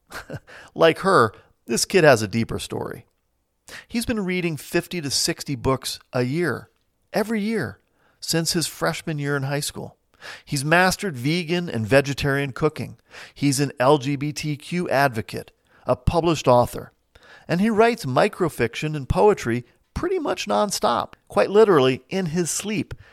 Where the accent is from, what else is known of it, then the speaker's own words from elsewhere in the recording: New Jersey, United States; also born or lived in Midwest; now in St. Louis, United States; I've lived most of my life in small towns in the Midwest, but I hail originally from New Jersey. And today, I make my home in suburban St. Louis.